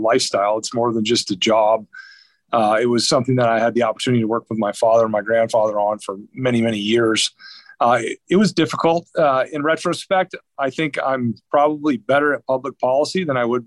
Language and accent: English; Lisbon, North Dakota, United States; now in Fishers, United States; I actually grew up about as remote as they come. Grew up outside of a little town called Lisbon, North Dakota.